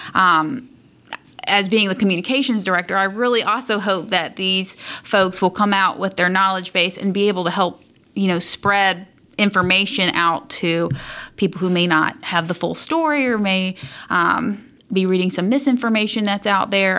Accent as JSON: {"language": "English", "region": "South Carolina", "country": "United States", "moved": "as an adult", "lives_now": "Indianapolis, United States", "said": "And so I'm originally from South Carolina"}